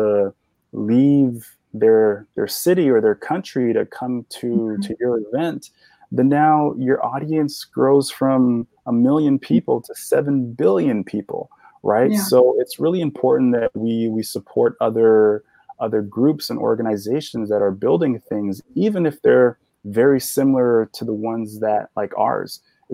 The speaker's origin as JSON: {"language": "English", "country": "Sierra Leone", "tie": "born or raised there", "moved": "yes", "lives_now": "New York, United States", "said": "So I was born in Sierra Leone, West Africa"}